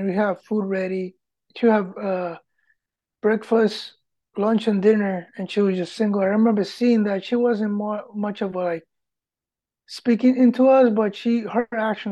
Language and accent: English; Puerto Rico; English is a second language; moved away; also born or lived in Michigan / Pennsylvania; Grew up in Puerto Rico